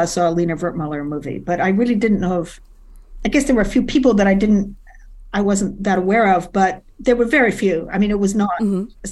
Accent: London, United Kingdom; moved away as an adult; now in New York, United States; I was in London, growing up in London

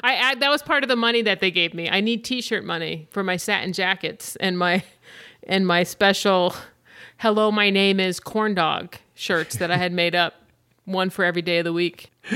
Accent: Grantsburg, Wisconsin, United States; moved away as an adult; also born or lived in Orange County, California / Los Angeles; I am actually from northwestern Wisconsin, and I'm from Grantsburg, Wisconsin. That's where I went to high school.

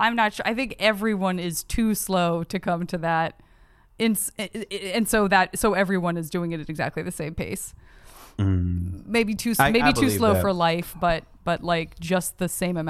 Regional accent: Tucson, Arizona, United States; In Tucson, Arizona.

